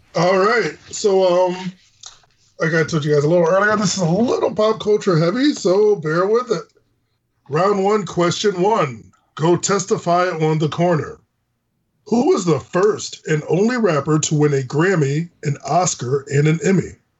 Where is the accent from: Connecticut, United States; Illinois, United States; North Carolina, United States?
Connecticut, United States; Hartford; it is a city where I currently reside in and live in, born and raised in Hartford, Connecticut